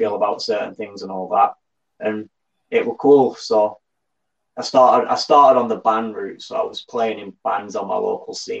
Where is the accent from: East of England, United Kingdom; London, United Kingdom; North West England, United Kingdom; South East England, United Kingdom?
North West England, United Kingdom; Burnley; So I'm from the UK, obviously, but the north of the United Kingdom, so I'm from an area called Burnley, which is in Lancashire.